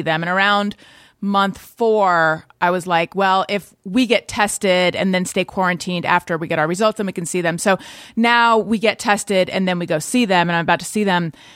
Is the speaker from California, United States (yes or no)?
yes; Orange County, California, United States; moved away as an adult; also born or lived in New York; born in Northern California, grew up in Orange County, California.